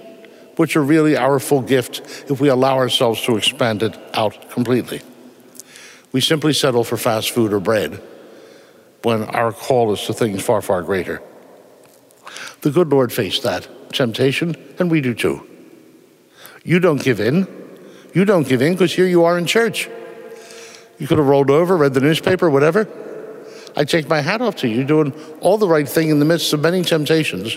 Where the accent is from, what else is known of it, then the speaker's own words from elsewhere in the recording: Philadelphia, Pennsylvania, United States; moved away; I'm from Philadelphia